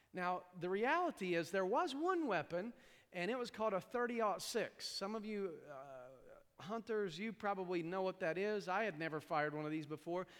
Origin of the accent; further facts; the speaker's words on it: East Tennessee, United States; accent: hillbilly; moved away; also born or lived in New York; I grew up in East Tennessee